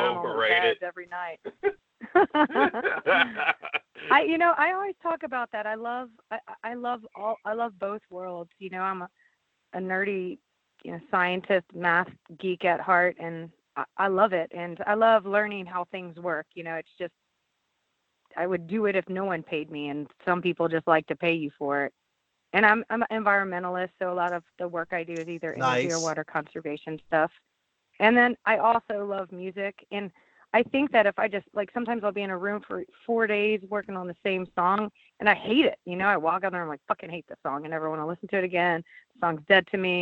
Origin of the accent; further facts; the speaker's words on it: Louisiana, United States; I'm from Louisiana